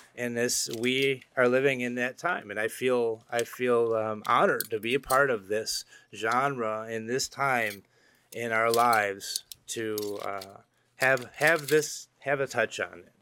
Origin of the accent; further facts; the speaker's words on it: Illinois, United States; We're from Illinois